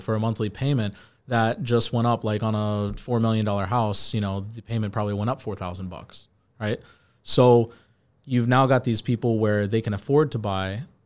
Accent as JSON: {"language": "English", "region": "Virginia", "country": "United States", "moved": "yes", "lives_now": "Miami, United States", "said": "I'm from Virginia"}